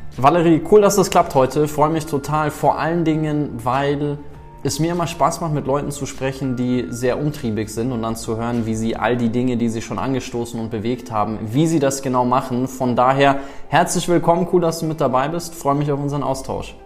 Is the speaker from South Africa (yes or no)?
yes; South Africa; moved away; ich bin ja in Südafrika groß geworden